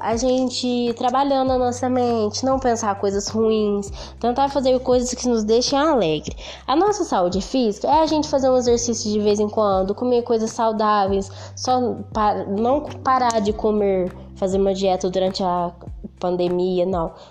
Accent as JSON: {"language": "Portuguese", "town": "Franca", "region": "São Paulo", "country": "Brazil", "said": "sou de Franca SP"}